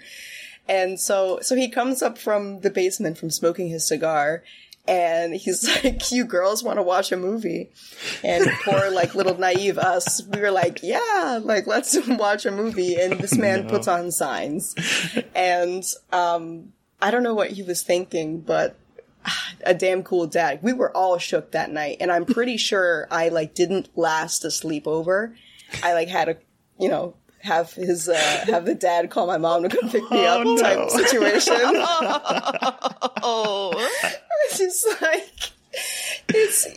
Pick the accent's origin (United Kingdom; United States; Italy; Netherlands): United States; Westchester County, New York; also born or lived in West Village, Manhattan, New York; for grade school I moved with my parents when my sister was born to Westchester County